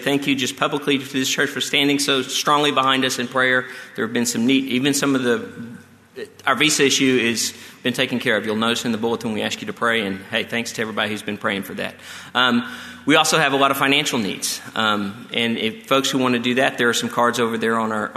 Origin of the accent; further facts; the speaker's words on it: Texas, United States; moved away; We are from Texas